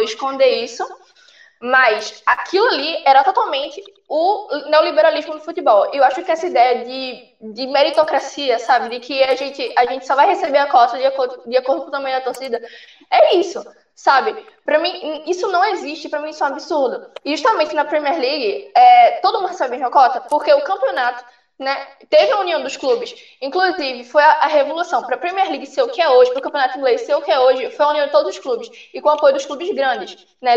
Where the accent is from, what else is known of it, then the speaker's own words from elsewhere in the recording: Northeast Region, Brazil; eu sou nordestina